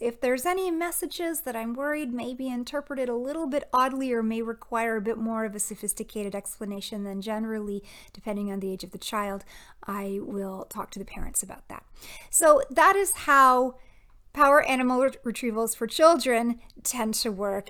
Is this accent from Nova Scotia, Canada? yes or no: no; Toronto, Ontario, Canada; moved away; my time spent at Anishinaabe Health Toronto, um, it's an Indigenous community back in my hometown.